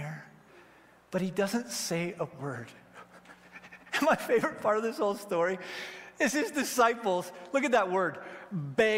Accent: Wyoming, United States; I grew up in Wyoming, I have Second Amendment rights

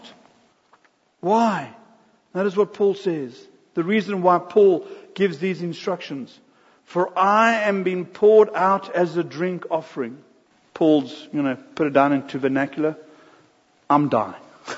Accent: South Africa; We're busy transitioning from South Africa to America

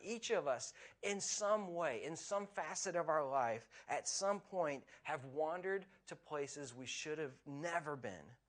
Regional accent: United States; now in Scotland; where I grew up in America

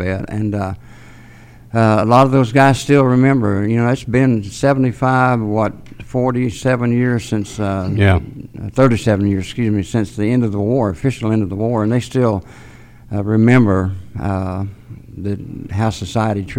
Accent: Chattanooga, Tennessee, United States; I was born and raised here in Chattanooga

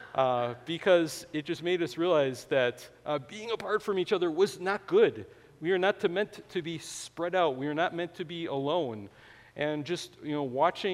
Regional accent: Wisconsin, United States; I was born in Wisconsin

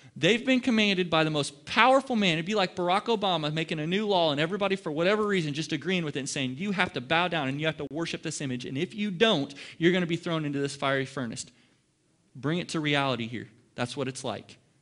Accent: Ohio, United States; now in Dallas, United States; I'm in the Dallas Metroplex, and I'm not from here. I'm from Ohio.

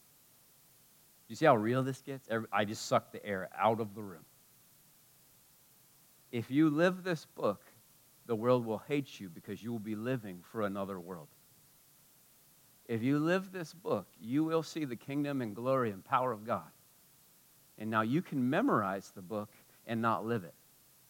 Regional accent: United States; being an American like me

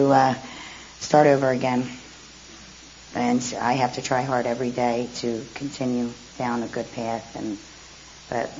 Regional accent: New Jersey, United States; I'm from Jersey

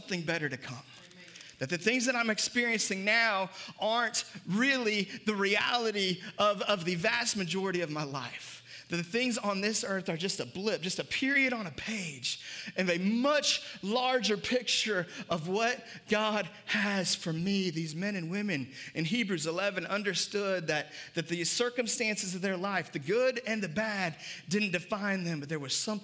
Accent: United States; for us as Americans, we can wrap up our identity in red, white, and blue and wrap up our identity in being American. And I'm grateful to be an American

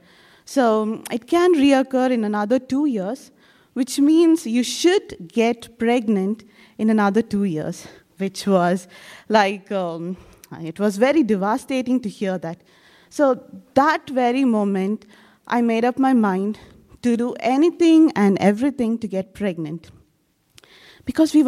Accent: India; I'm from India

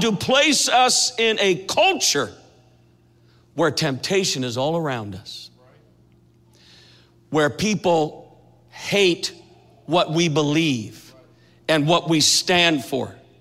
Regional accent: Minnesota, United States; now in Kansas City, United States; I grew up in Minnesota

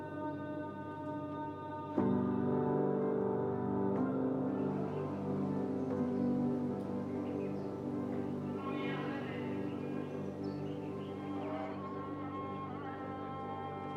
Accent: Cincinnati, Ohio, United States; moved away as an adult; also born or lived in Wake Forest, North Carolina; now in Taiwan; I'm from Cincinnati originally

